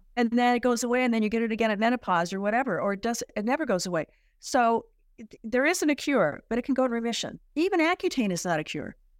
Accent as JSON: {"language": "English", "town": "San Diego", "region": "California", "country": "United States", "tie": "born or raised there", "said": "I was born and raised in San Diego"}